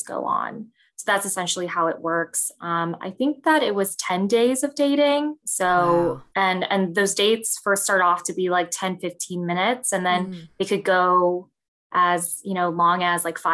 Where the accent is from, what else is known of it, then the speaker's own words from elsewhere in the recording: Vernon Hills, Illinois, United States; also born or lived in Chicago, Illinois; So I was born in Chicago in Ravenswood. And then I grew up in the Chicago suburbs. So I grew up in Vernon Hills, which is about 45 minutes up north from the city.